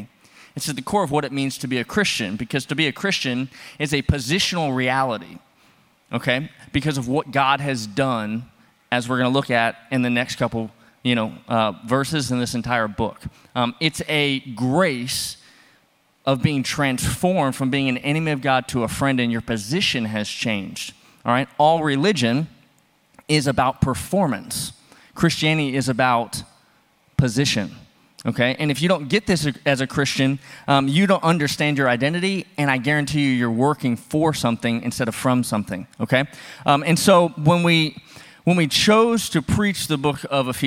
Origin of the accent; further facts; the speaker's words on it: Louisiana, United States; moved away as an adult; also born or lived in Texas; now in Indiana, United States; I was actually born in Texas. But I grew up in Louisiana, and now that we live in Indiana